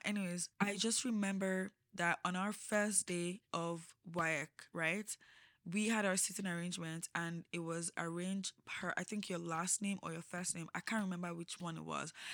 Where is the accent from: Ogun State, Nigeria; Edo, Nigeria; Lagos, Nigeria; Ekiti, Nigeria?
Lagos, Nigeria; also born or lived in Osun State / Abuja; I grew up in Lagos. I lived all my life in Lagos.